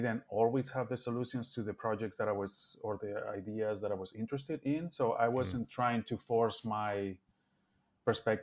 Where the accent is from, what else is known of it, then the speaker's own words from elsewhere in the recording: Bilbao, Basque Country, Spain; moved away as an adult; also born or lived in Barcelona, Spain; now in Chicago, United States; I grew up in Bilbao, but I studied architecture in Barcelona, as Bilbao didn't have an architecture school. So I moved there when I was 18